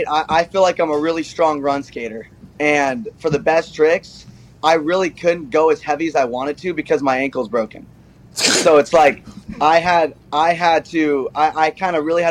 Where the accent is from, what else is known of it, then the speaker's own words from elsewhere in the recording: Mesa, Arizona, United States; I'm from Mesa, Arizona, where we'd be skating like 114 dry heat